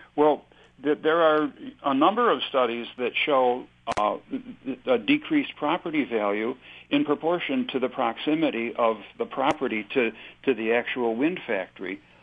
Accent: Chautauqua County, New York, United States; I'm from Chautauqua County

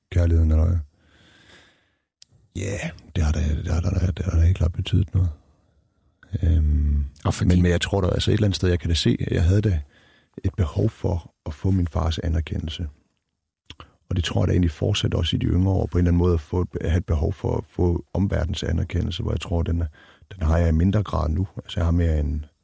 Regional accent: Denmark; Nej, overhovedet ikke. Jeg betragter mig selv som dansk.

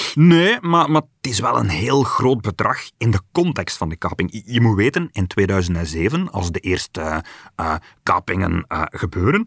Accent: Belgium

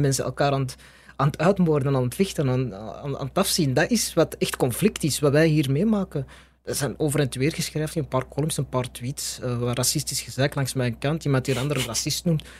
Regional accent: Belgium; ik ben gewoon van België

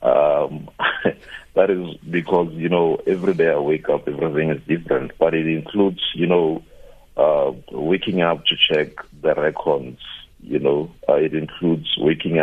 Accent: Polokwane, Limpopo, South Africa; I grew up in Polokwane

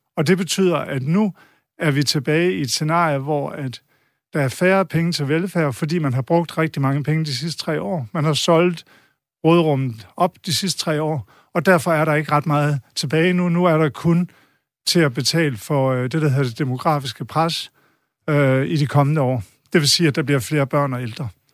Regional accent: Denmark; vi som danskere

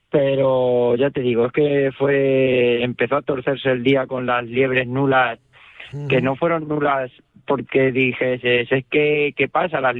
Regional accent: Castilla-La Mancha, Spain; Y yo, por ejemplo, como castellano manchego y por experiencia

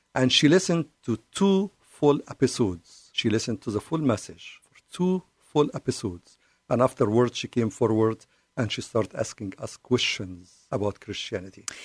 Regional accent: Cairo, Cairo Governorate, Egypt; English is a second language; now in United States; I'm from the Middle East. I was born and raised in Cairo

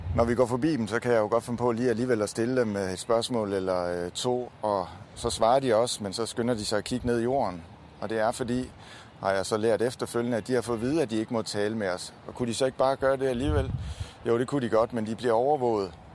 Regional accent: Denmark

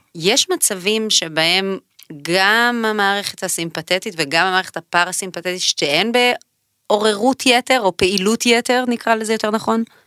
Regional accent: Israel

